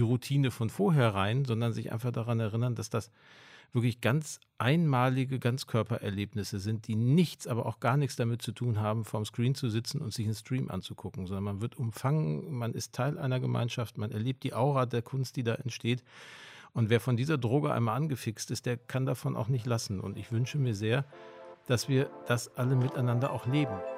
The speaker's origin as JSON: {"language": "German", "area": "Ruhr area", "region": "North Rhine-Westphalia", "country": "Germany", "moved": "yes", "lives_now": "Hamburg, Germany", "said": "ich komme aus, aus dem Ruhrgebiet"}